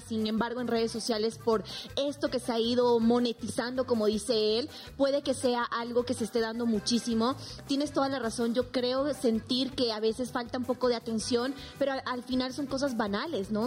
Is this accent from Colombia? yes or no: no; Bolivia; now in Mexico; vengo de un país en el que soy la primera boliviana en ser presentadora de Televisa